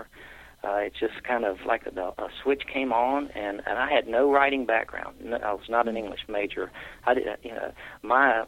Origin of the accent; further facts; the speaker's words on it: Columbia, South Carolina, United States; Went to the University of South Carolina and lived here my entire life.